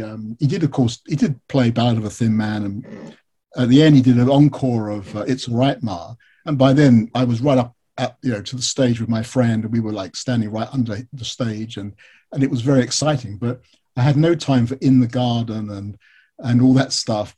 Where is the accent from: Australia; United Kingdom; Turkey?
United Kingdom; I'm British